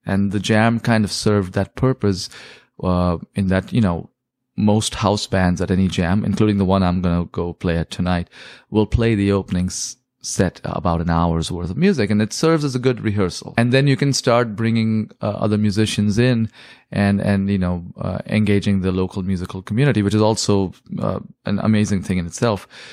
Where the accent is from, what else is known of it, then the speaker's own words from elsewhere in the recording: India; now in South Bay, United States; I grew up listening to in India, 'cause that's where I was born and raised